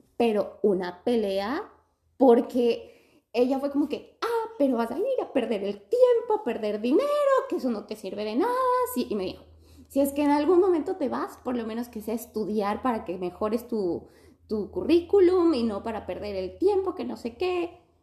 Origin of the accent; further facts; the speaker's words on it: Ecuador; moved away as an adult; now in Adelaide, Australia; yo vine cuando tenía 23 y, y vine directo de Ecuador